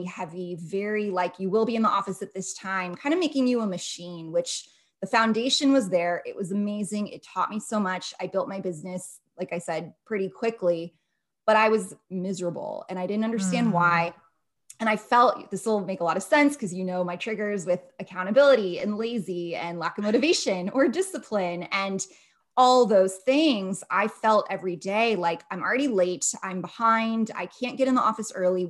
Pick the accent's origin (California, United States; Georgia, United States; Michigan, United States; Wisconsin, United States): California, United States; outside of Los Angeles; moved away as an adult; also born or lived in Las Vegas; I grew up outside of Los Angeles